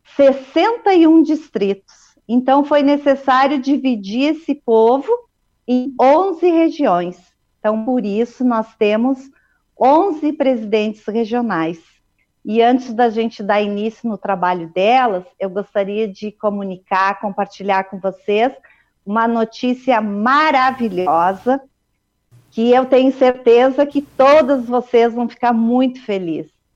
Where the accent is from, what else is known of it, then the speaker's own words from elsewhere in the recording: Bom Jesus, Rio Grande do Sul, Brazil; moved away as an adult; also born or lived in Caxias do Sul; now in Campo Grande, Brazil; nasci em Bom Jesus, no Rio Grande do Sul